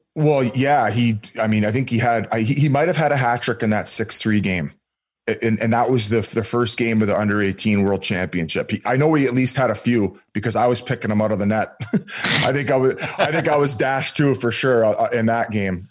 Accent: Welland, Ontario, Canada; I grew up in Welland, well in Ontario in a small town

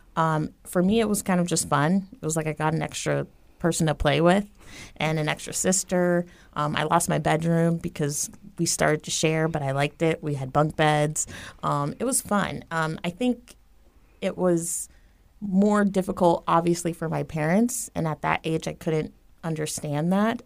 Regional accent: Tampa, Florida, United States; I grew up here in Tampa, Florida

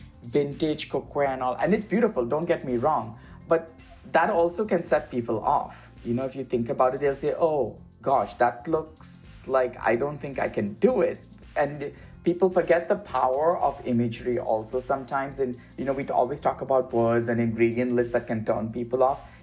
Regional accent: India; And also my experiences, you know, growing up in India, I come from a mixed cultural faith family.

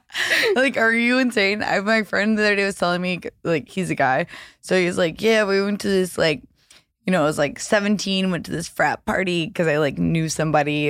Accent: the South, United States; now in Los Angeles, United States; I was raised in the South

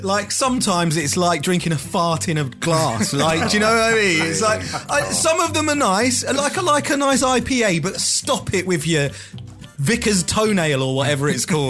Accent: Portsmouth, South East England, United Kingdom; I'm from the British seaside. I'm from Portsmouth. Stony Beach.

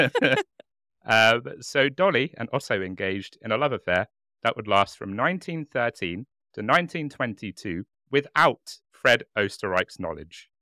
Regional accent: United Kingdom; I'm very British in that I drink English breakfast tea and nothing else

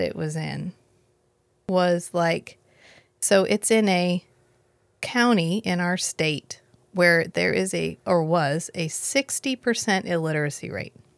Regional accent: United States; we're American

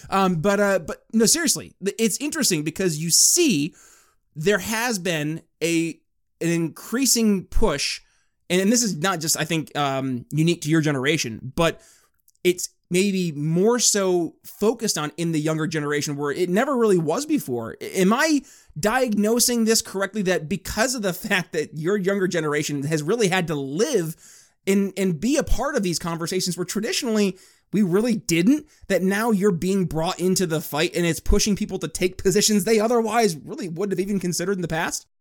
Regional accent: northern New York, United States; now in Indiana, United States; I was born and raised in New York State

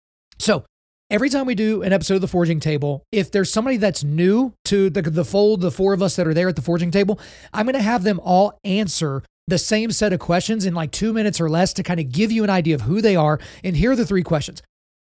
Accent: Oklahoma, United States; born there; So I was born in Oklahoma, so I'm a Christian, right?

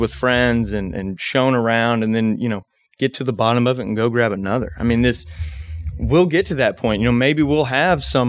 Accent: Bardstown, Kentucky, United States; I was born and raised in Bardstown

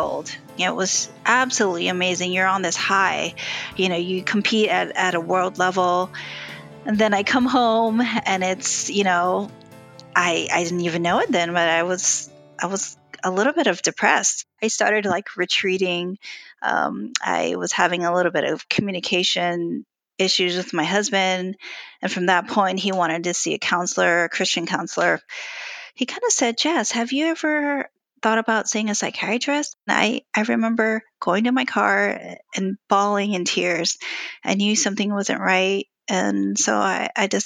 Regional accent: Hawaii, United States; moved away as an adult; now in Charleston, United States; I grew up in Hawaii

